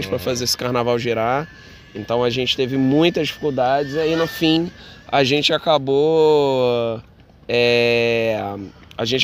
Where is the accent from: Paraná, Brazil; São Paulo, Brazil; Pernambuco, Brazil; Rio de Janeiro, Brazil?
Rio de Janeiro, Brazil; Então, sou nascido e criado no Andaraí, saí um pouco daqui, casei, morei na Tijuca, morei em outros lugares e agora voltei aqui para Andaraí